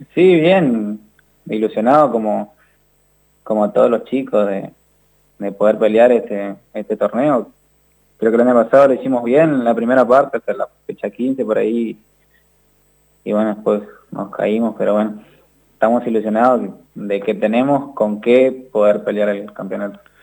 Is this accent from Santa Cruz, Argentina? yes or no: no; San Pedro, Misiones, Argentina; yo soy de San Pedro Misiones